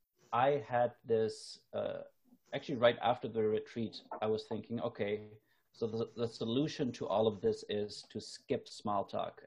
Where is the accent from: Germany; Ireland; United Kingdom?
Germany; now in Canada; I noticed that I haven't had this in my life since I moved from Germany to Canada. So this was like after I lived in Canada for 8 years.